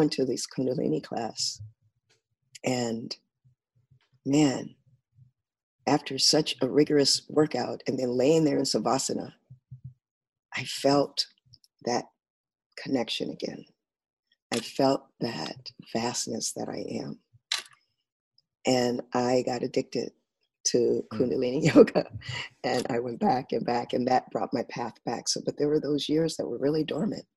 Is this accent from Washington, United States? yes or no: no; Rialto, California, United States; also born or lived in San Bernardino; I grew up in Southern California. In a place, we started in San Bernardino and moved out to a little suburb outside of San Bernardino called Rialto. And that's where I grew up.